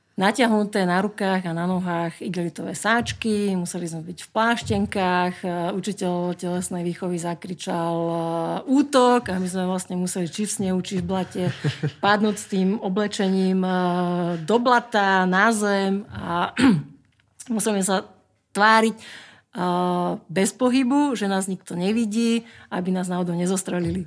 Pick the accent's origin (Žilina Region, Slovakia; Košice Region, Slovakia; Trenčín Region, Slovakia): Žilina Region, Slovakia; Čadca; je to môj rodný kraj, lebo ja som sa narodila v Čaci